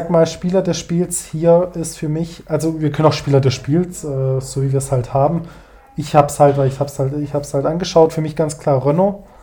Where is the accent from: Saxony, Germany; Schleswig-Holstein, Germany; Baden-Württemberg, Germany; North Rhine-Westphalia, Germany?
Baden-Württemberg, Germany; Stuttgart; Ja, also wie gesagt, ich als Stuttgarter sag, den kann man geben.